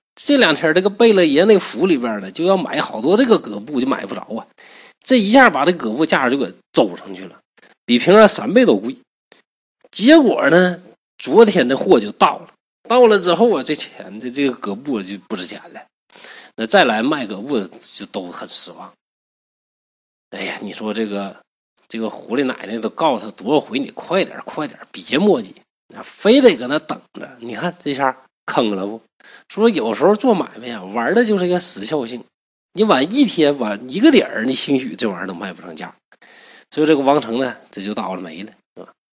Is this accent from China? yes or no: yes; Northeast China, China; 我是东北人